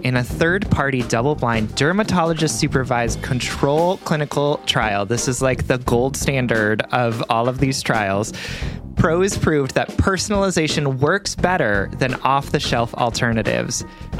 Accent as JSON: {"language": "English", "town": "Salt Lake City", "region": "Utah", "country": "United States", "said": "He's from Brooklyn, New York, and I'm from Salt Lake City, Utah. Strange, I know."}